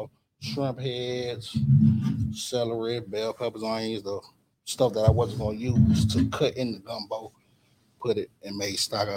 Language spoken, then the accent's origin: English; Mobile, Alabama, United States; also born or lived in New York; I grew up down here. I've been down here for 26 years now.